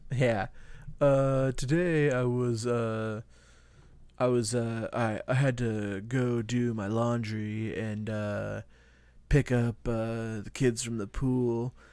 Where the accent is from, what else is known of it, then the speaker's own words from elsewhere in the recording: Iowa, United States; We're from Iowa